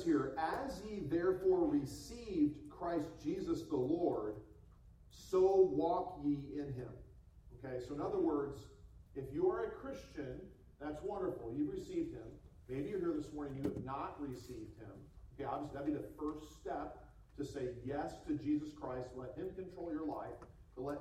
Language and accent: English; United States; moved away as an adult; now in Hong Kong